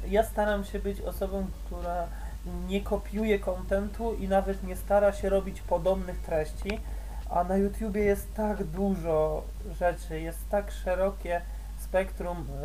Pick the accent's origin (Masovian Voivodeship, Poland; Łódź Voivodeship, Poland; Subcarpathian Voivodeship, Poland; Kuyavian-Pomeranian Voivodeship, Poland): Masovian Voivodeship, Poland; Radom; z mojego z rodzinnego miasta jest Kura, Kura Workout jest z mojego rodzinnego